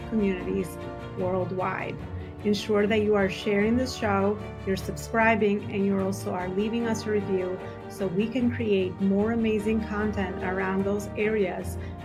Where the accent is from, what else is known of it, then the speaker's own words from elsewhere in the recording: Albania; accent: Albanian; now in New York, United States; my native Albanian accent